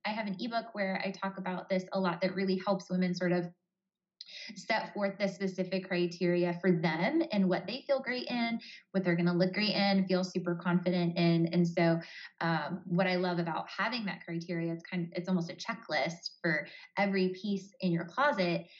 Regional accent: Columbus, Ohio, United States; I'm from Columbus, Ohio

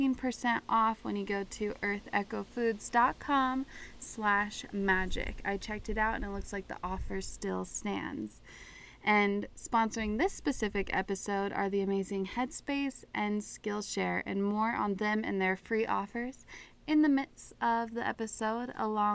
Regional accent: Park City, Utah, United States; my hometown, Park City, Utah, celebrates Pride Month.

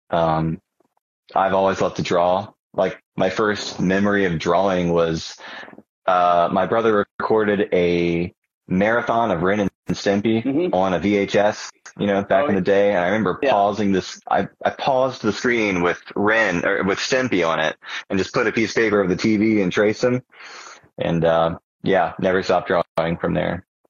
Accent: Charleston, South Carolina, United States; moved away as an adult; now in Columbia, United States; I came to Columbia from Charleston, which is my real hometown

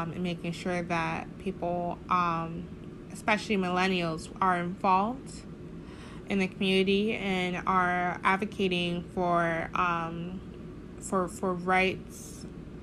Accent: Tallahassee, Florida, United States; I'm from Tallahassee, Florida

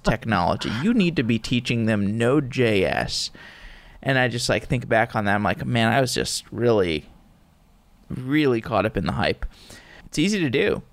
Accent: Austin, Texas, United States; moved away; I'm from Austin originally, Austin, Texas

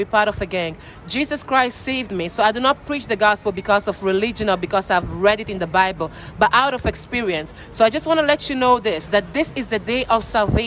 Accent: Italy; also born or lived in Ghana; now in Massachusetts, United States; I was born in Italy and I was raised in Italy, but I'm African from Ghana

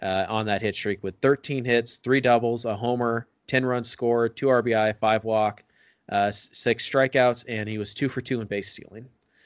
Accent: United States; I'm an American. I didn't learn about Canada.

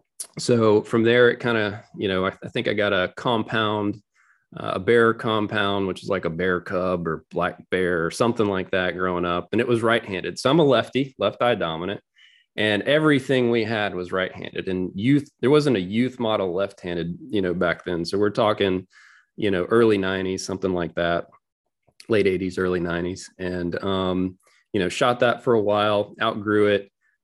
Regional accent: Florida, United States; Yeah, sure. So I grew up in Northwest Florida.

